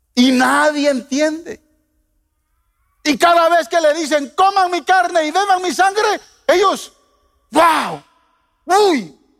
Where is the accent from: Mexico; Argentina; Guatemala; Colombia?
Guatemala; Yo de niño en Guatemala